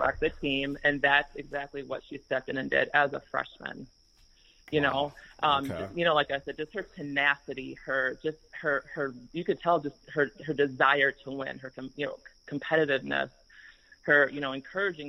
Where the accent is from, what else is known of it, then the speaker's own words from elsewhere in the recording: Minnesota, United States; we're both from Minnesota and we both played AAU, so we actually played against one another a few times in high school